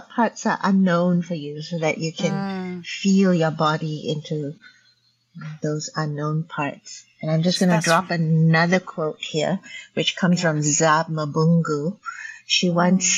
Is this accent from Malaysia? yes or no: yes; Malaysia; moved away as an adult; also born or lived in Paris, France; now in Canada; Chinese, growing up in Malaysia